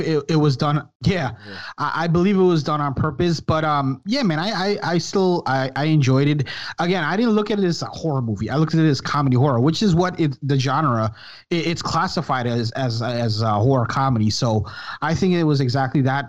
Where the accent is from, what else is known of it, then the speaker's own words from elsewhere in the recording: New York City, New York, United States; also born or lived in Brooklyn, New York; I was born in Brooklyn, raised in Queens